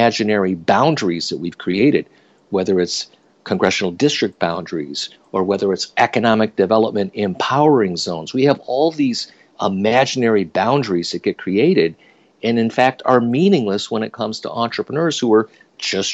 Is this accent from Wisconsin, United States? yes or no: no; upstate New York, United States; also born or lived in Silicon Valley, California; I moved my family from Silicon Valley back to my hometown in upstate New York